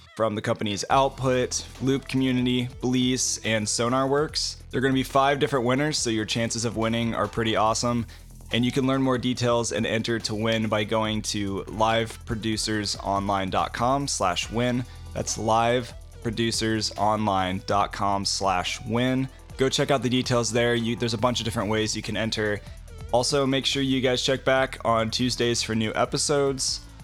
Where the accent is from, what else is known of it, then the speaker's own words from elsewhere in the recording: Ohio, United States; now in Indianapolis, United States; I grew up in Ohio, and I'm in Indianapolis now